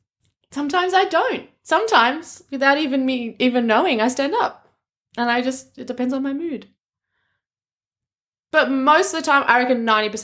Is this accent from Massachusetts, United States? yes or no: yes; Boston, Massachusetts, United States; I'm from Boston.